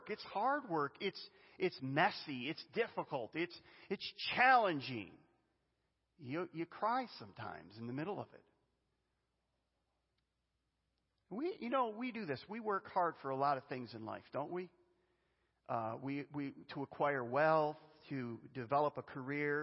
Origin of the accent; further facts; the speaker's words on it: Western New York, United States; I grew up in Western New York